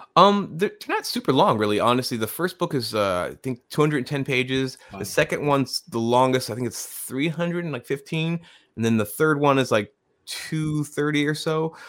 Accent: Tucson, Arizona, United States; now in Massachusetts, United States; I grew up in Tucson, Arizona

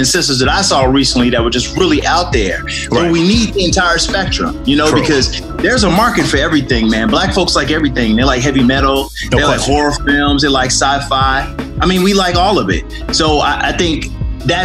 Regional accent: Chicago, Illinois, United States; I was born and raised in Chicago

